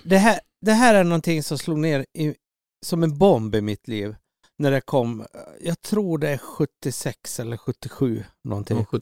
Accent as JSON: {"language": "Swedish", "town": "Orsa", "region": "Dalarna County", "country": "Sweden", "tie": "born or raised there", "also_born_or_lived": "Gothenburg", "moved": "as an adult", "said": "när jag växte upp i Orsa"}